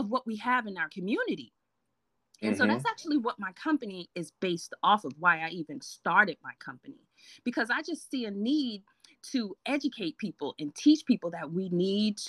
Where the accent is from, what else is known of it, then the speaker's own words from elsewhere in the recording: New York City, New York, United States; accent: Brooklyn; I was born and raised in Brooklyn, New York, long time ago. Okay, you might hear the Brooklyn come out every now and then